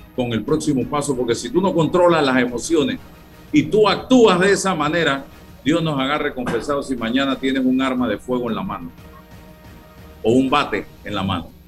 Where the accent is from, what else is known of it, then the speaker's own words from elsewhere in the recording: Panama; somos panameños